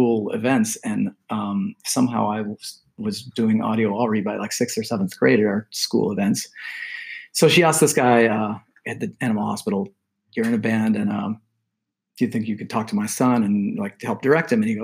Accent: Del Mar, California, United States; I grew up in Del Mar

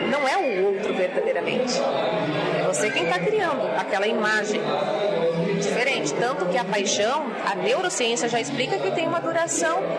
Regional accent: Santa Catarina, Brazil; born there; also born or lived in Brasília; now in Maceió, Brazil; Então, diga de onde você é, sou brasileira. Uhum. Eu nasci nesta cidade, em Santa Catarina, mas eu sou brasileira.

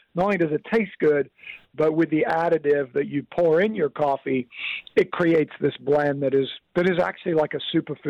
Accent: Kenya; now in Oceanside, United States; I grew up in Africa, of all places, in Kenya.

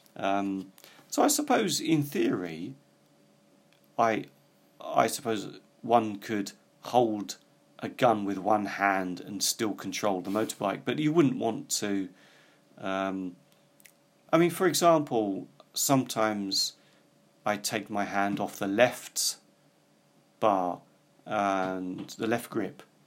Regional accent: United Kingdom; I come from Britain, which is an island.

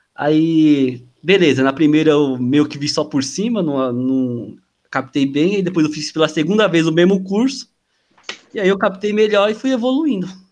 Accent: Guarulhos, São Paulo, Brazil; sou de Guarulhos. São Paulo.

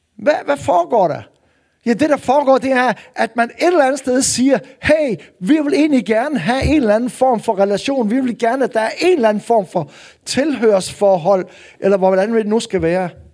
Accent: North Jutland, North Denmark Region, Denmark; nu er jeg jo nordjyde

